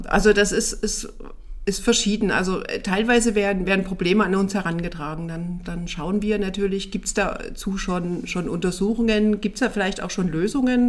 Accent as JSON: {"language": "German", "area": "near Dresden", "region": "Saxony", "country": "Germany", "tie": "born or raised there", "also_born_or_lived": "Tharandt, Saxony", "moved": "as an adult", "lives_now": "Rhön, Germany", "said": "Da ist auch mein gebürtiger Hintergrund, also aus der Nähe von Dresden"}